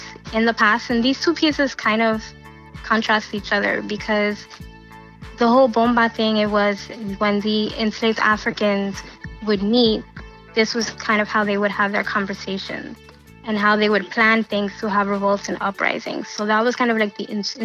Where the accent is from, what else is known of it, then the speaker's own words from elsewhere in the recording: New York City, New York, United States; I grew up in Queens, right near Flushing Meadow Park.